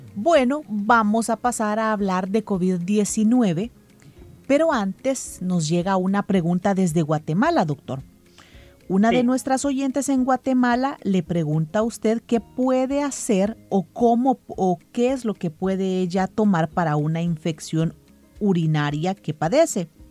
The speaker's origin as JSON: {"language": "Spanish", "country": "El Salvador"}